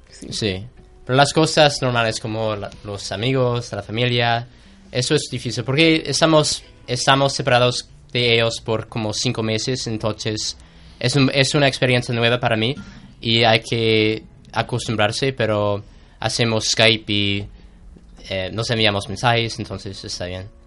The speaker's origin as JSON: {"language": "Spanish", "country": "United States", "second_language": "Spanish", "moved": "as an adult", "lives_now": "Seville, Spain", "said": "yo soy algún estudiante americano"}